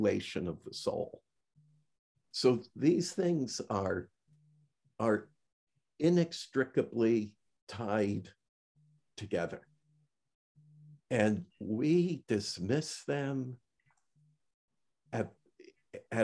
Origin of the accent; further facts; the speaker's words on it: Niagara Frontier, Western New York State, United States; moved away as an adult; also born or lived in Washington, D.C. area / Manassas, Virginia; When I moved from my hometown, Van, our shared homeland of Western New York State, Niagara Frontier, and I moved to the Washington, D.C. area